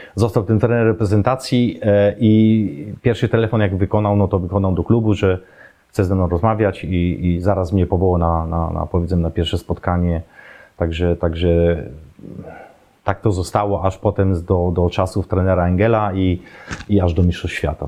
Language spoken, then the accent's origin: Polish; Poland; moved away as an adult; also born or lived in Germany; wychowałem się na siatkówce w szkole podstawowej, bo akurat był profil tej, tej mojej szkoły, trzynastki w Obrzychu